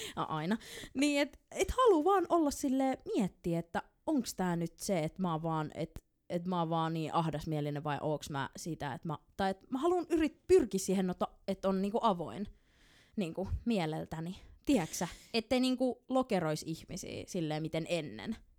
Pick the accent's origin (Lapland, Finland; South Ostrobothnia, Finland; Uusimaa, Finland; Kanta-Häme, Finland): Uusimaa, Finland; Helsinki; mä oon stadilainen